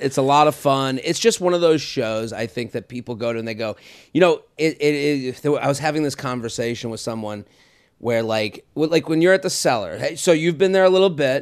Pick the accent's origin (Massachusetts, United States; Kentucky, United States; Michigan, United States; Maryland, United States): Massachusetts, United States; Needham; moved away; my hometown of Needham, Massachusetts